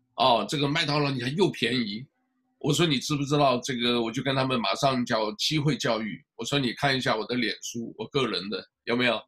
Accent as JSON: {"language": "Chinese", "country": "Taiwan", "said": "我应该是属于第三个吧，你是台湾人也是中国人"}